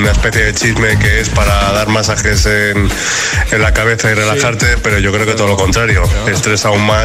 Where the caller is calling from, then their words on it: Madrid, Community of Madrid, Spain; Soy … desde Madrid.